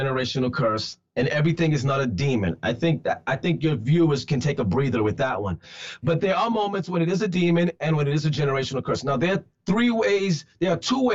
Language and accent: English; New York City, New York, United States; I'm from the Bronx